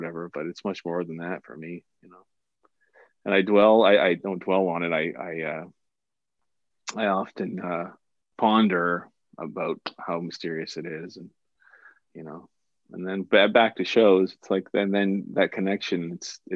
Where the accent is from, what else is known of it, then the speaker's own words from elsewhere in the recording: Cole Harbour, Nova Scotia, Canada; I'm from Cole Harbour, which is the home of hockey